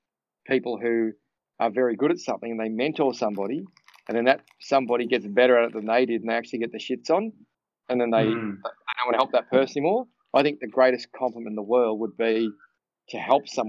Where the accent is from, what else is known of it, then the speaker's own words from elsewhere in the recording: Cranbourne, Victoria, Australia; I grew up in a little town called Cranbourne